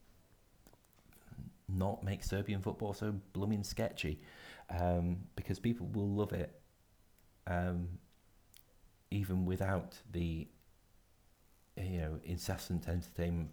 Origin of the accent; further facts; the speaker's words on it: Scotland, United Kingdom; as a Scotsman